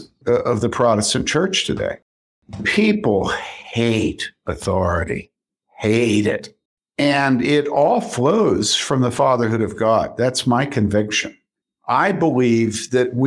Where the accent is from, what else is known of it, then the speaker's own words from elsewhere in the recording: Wheaton, Illinois, United States; growing up in Wheaton